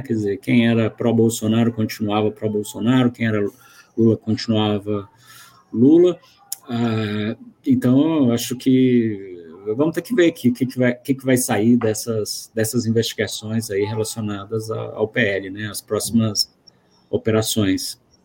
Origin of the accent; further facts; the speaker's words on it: Goiás, Brazil; now in Brasília, Brazil; eu sou goiano, moro em Brasília